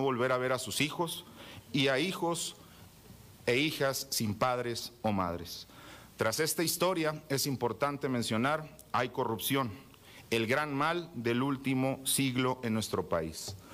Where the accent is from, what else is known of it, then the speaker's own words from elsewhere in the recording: Mexico; como mexicanos